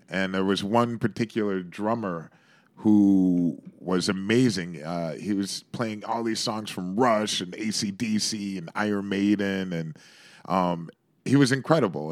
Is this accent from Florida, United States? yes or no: no; Shaker Heights, Ohio, United States; now in New York, United States; I grew up in the suburbs of Cleveland in a place called Shaker Heights